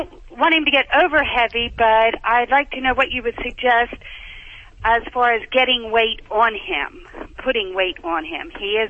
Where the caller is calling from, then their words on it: Pennsylvania, United States; I'm calling from Pennsylvania.